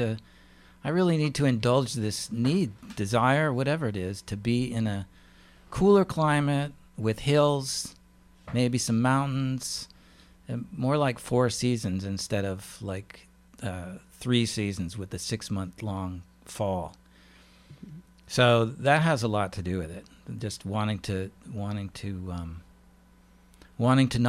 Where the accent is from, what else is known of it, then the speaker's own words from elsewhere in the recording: Alaska, United States; also born or lived in Pennsylvania; now in Maryland, United States; I'm from Alaska originally